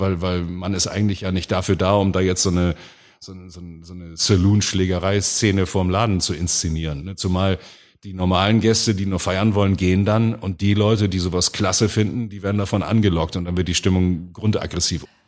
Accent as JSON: {"language": "German", "region": "Hamburg", "country": "Germany", "tie": "born or raised there", "accent": "Hamburgisch", "said": "als geborener Wilhelmsburger, da hat man immer so einen kleinen Hooligan in sich drin. Und wenn man in Wilhelmsburg in den 70er und 80er Jahren aufwuchs"}